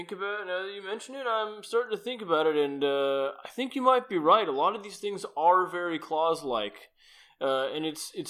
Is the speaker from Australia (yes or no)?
yes; Australia; Sorry, that's... I grew up in Australia, so I'm not used to your your system here.